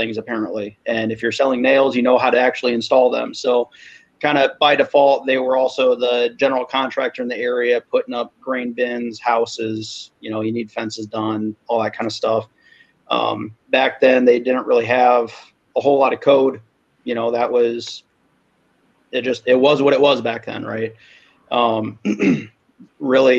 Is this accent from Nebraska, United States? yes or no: yes; Omaha, Nebraska, United States; now in Michigan, United States; I grew up in Omaha. I'm in the People's Republic of Michigan right now